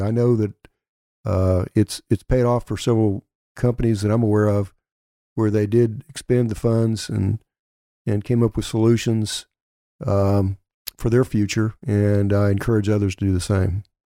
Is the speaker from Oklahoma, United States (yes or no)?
yes; Elk City, Oklahoma, United States; my hometown of Elk City.